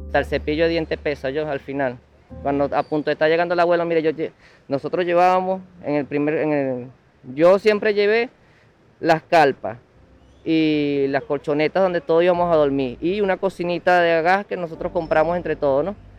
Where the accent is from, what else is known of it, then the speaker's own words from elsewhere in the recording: Venezuela; moved away as an adult; yo como venezolano